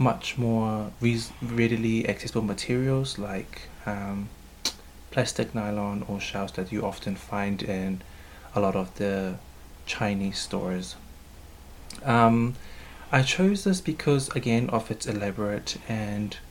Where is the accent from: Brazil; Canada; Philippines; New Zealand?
New Zealand; Auckland; also born or lived in Hastings, New Zealand; I was born in Hastings and raised in Mangere, South Auckland